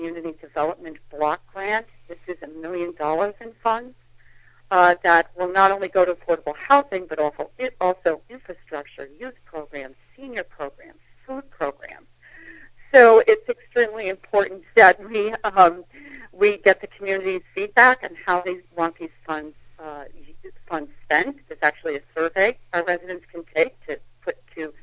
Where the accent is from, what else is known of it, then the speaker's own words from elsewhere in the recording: Worcester, Massachusetts, United States; moved away as an adult; also born or lived in New York City / Billerica, Massachusetts; now in Salem, United States; I grew up in Worcester